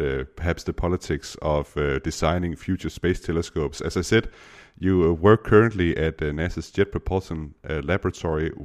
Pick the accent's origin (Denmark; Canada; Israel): Denmark; first language Danish; English is a second language; in Danish, my native language